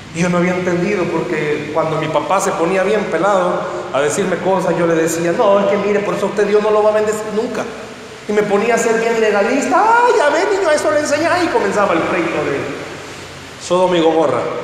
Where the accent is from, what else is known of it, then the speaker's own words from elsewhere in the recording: San Salvador, El Salvador; Soy de San Salvador